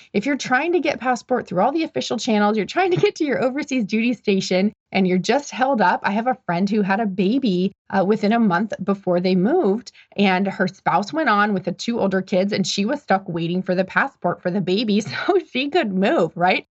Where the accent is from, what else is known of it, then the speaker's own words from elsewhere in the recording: Omaha, Nebraska, United States; moved away; My hometown is Omaha, Nebraska.